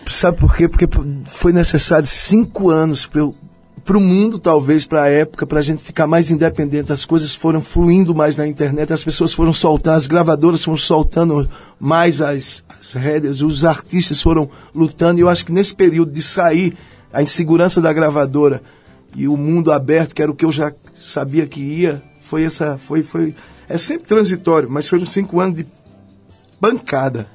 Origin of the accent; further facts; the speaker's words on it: Belo Jardim, Pernambuco, Brazil; now in São Paulo, Brazil; eu sou do Agreste, eu sou de Belo Jardim